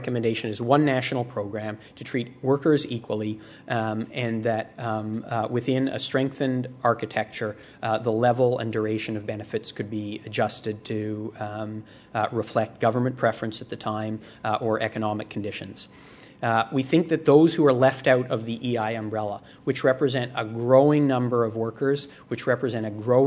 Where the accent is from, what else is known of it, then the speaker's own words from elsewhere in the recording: Canada; as a Canadian